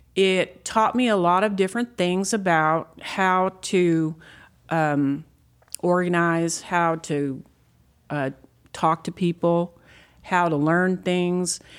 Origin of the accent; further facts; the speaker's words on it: Texas Panhandle, United States; I'm, I'm a native Texan